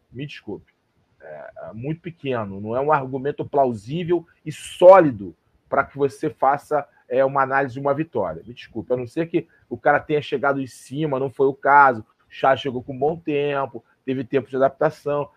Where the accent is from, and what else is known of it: Brazil